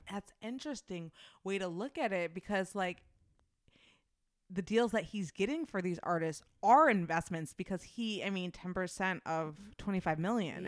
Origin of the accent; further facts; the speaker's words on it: Midwest, United States; accent: thick Midwestern; my Midwestern accent is thick